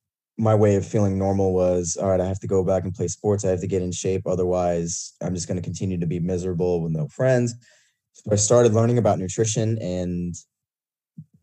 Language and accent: English; Shawnee, Kansas, United States; moved away as an adult; now in Houston, United States; I'm originally from Shawnee, Kansas, went to Kansas State for undergrad and grad school